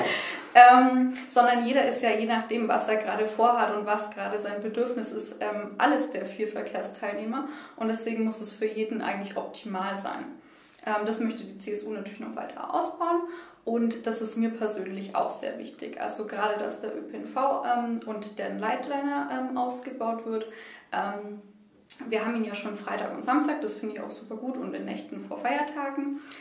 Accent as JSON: {"language": "German", "town": "Nuremberg", "region": "Bavaria", "country": "Germany", "tie": "born or raised there", "said": "Ich komme ähm, aus Boxdorf, aus dem Knoblauchsland, ähm, wohne da eigentlich schon immer"}